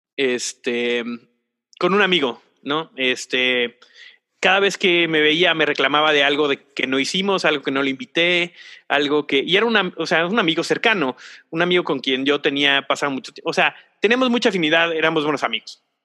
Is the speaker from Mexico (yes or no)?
yes; Mexico; como mexicanos y como cultura latina